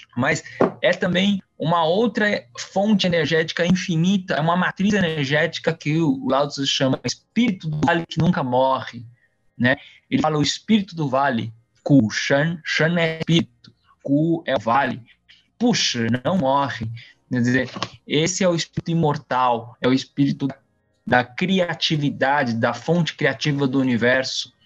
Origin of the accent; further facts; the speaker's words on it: São Paulo, Brazil; also born or lived in Taiwan; eu vim com cinco anos, de, eu nasci em Taiwan, vim com cinco anos pro Brasil, a maior parte da vida eu morei em São Paulo